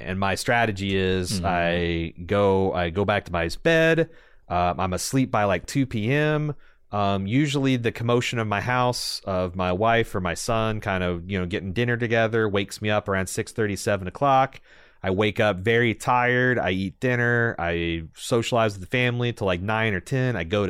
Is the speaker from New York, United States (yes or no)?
no; Seattle, Washington, United States; But Eric and Levi had never been to Waffle House because we're from Seattle.